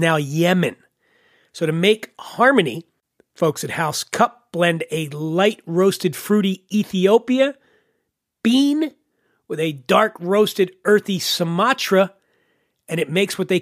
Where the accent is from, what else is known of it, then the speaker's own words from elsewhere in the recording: Philadelphia, Pennsylvania, United States; moved away; my hometown of Philadelphia